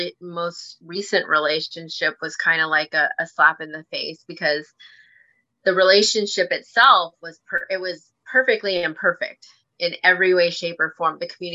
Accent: Philippines; I told him, you know what? I am Filipino

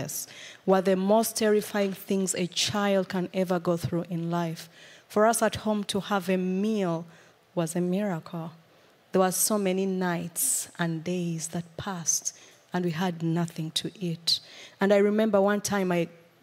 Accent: Uganda; moved away; I come from Uganda. I was born in a family of six children

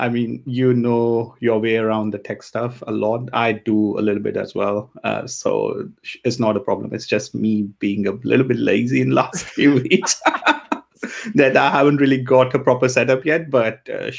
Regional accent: India; also born or lived in Tanzania; now in Germany; I grew up in India. I was 6 when we moved to India. And I mean, my family was always Indian. So, you know, even though I was born in Africa, in Tanzania

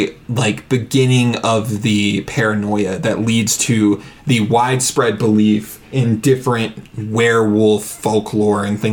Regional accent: Southern, United States; accent: Southern; my Southern accent

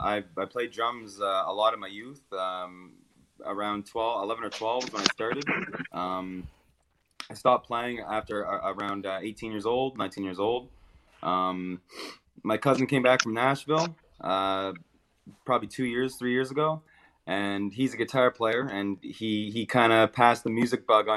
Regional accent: Salisbury, New Brunswick, Canada; I've born and raised in Salisbury, New Brunswick. East Coast for life.

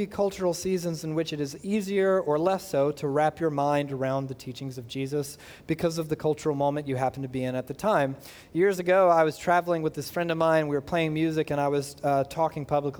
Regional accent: United States

